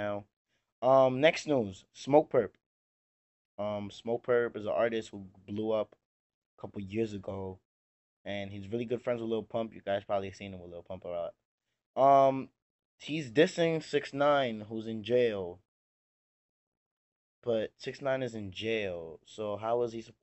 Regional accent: New York City, New York, United States; I'm a rapper from the Bronx

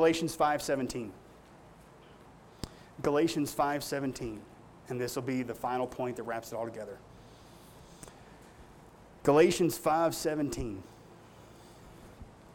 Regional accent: Appalachia, United States; I come from the Appalachian Mountains

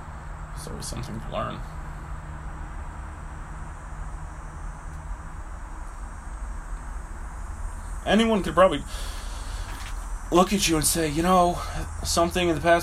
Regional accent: Brantford, Ontario, Canada; the street I grew up on in Brantford

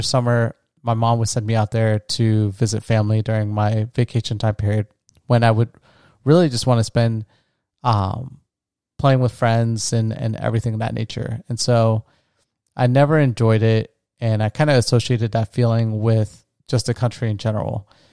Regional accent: United States; first language English; also born or lived in Florida / Colombia; being an American because I grew up here. I speak English as my primary language

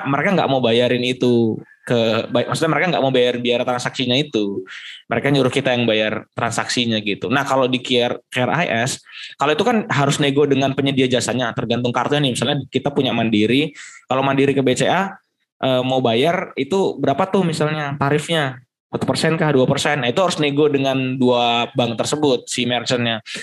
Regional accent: Kalimantan, Indonesia; now in Yogyakarta, Indonesia; di daerahku, di daerah Kalimantan

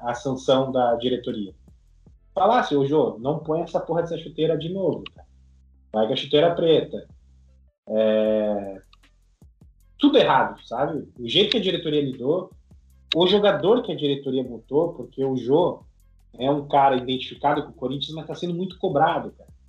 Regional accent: Brazil; sou do Brasil

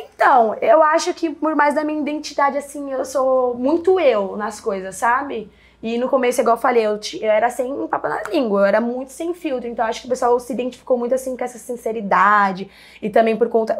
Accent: São Paulo, Brazil; also born or lived in Pantanal; eu sou nascida e crescida aqui em São Paulo, mas eu sempre falei da Zona Leste, porque é onde a quebrada onde que eu cresci mesmo e sempre vivi

